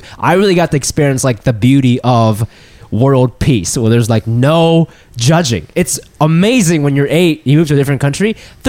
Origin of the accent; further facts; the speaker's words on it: Japan; I'm like, first of all, I'm not from Tokyo, so I have no fucking idea what the fuck you're talking about. And it's like, Japan's a first world country.